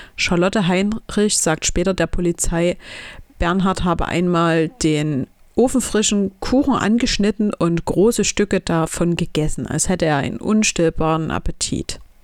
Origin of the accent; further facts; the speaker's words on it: Chemnitz, Saxony, Germany; in meiner Heimatstadt Chemnitz